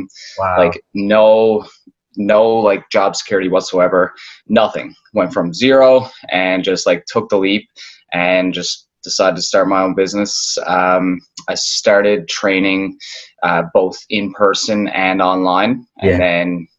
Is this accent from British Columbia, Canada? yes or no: no; Newfoundland and Labrador, Canada; moved away as an adult; now in Toronto, Canada; I'm originally born from Toronto, but I grew up in Newfoundland. Basically spent most of my life there.